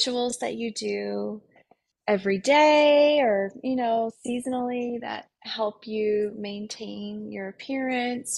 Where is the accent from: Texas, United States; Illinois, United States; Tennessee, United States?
Tennessee, United States; when I grew up in Tennessee